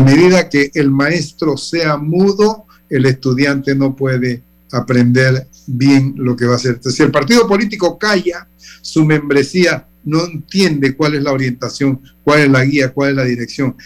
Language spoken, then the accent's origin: Spanish; Panama